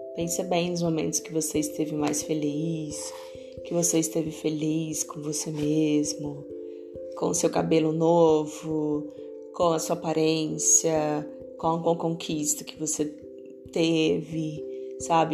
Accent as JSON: {"language": "Portuguese", "town": "Barreiras", "region": "Bahia", "country": "Brazil", "tie": "born or raised there", "said": "na minha cidade natal, que é onde eu tô, Barreiras, Bahia"}